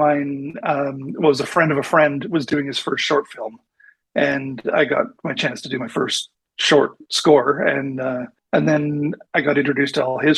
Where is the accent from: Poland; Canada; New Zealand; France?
Canada; Manitoba; moved away as an adult; also born or lived in Vancouver; I grew up in Manitoba, one of the central provinces in Canada